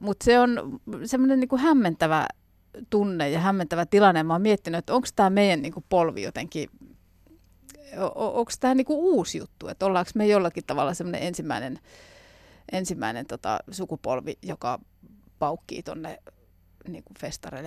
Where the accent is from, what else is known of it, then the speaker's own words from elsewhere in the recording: Jyväskylä, Central Finland, Finland; meillä päin Jyväskylässä